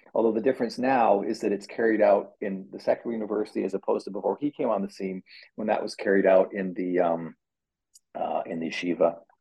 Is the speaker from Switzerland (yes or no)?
no; Canada; now in United States; as a Canadian